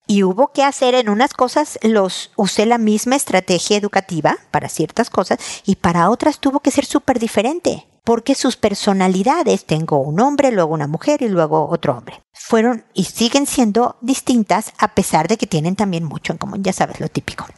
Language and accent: Spanish; Mexico City, Mexico; moved away as an adult; now in Santiago, Chile; como mexicana de Ciudad de México